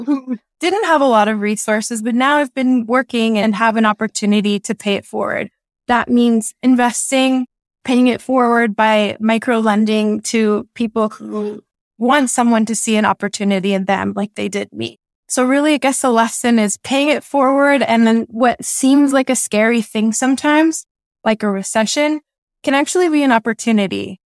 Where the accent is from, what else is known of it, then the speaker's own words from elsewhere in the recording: Southern California, United States; I grew up in Southern California